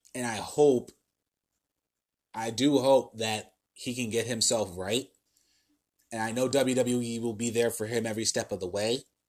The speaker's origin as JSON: {"language": "English", "region": "New Jersey", "country": "United States", "tie": "born or raised there", "said": "in New Jersey, in my home state, in my home state personally"}